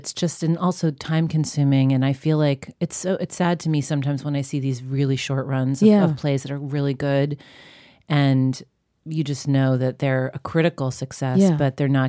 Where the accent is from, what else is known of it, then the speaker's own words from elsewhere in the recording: Long Island, New York, United States; I grew up on Long Island.